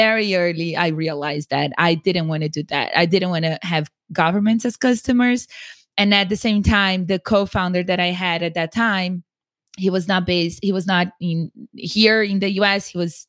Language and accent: English; São Paulo, Brazil; English is a second language; now in United States; because I grew up in Sao Paulo in a very nice neighborhood. I went to the best schools, but in the US, I was nobody and I was nothing. And yes, I had an accent